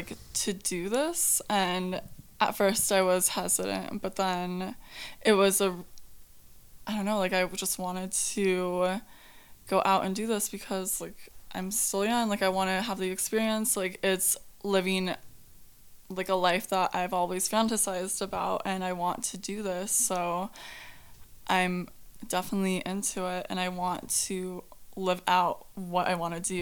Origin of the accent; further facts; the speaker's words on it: Whitefish, Montana, United States; So, I moved around a lot. I'm originally from Montana, but...